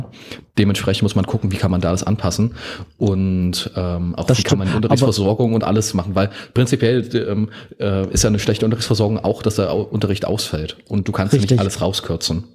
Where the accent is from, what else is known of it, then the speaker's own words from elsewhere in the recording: Osterweddingen, Saxony-Anhalt, Germany; in meiner Heimat ähm, hat, wurde es sehr stark ausgebaut. bei uns wurde das Gewerbgebiet in Osterwedding